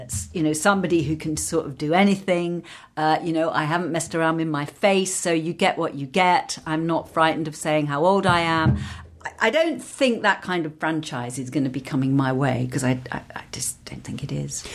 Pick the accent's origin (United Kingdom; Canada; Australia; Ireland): United Kingdom; London; accent: English; I grew up in London and worked in London